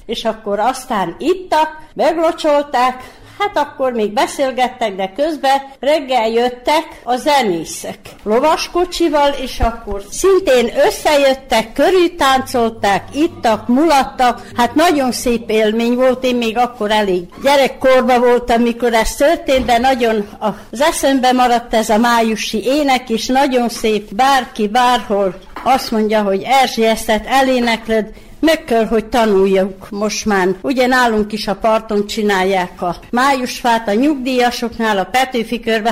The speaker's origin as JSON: {"language": "Hungarian", "area": "the Part", "region": "Vojvodina", "country": "Serbia", "tie": "born or raised there", "said": "én különben is a parton születtem, ott is élek továbbra is"}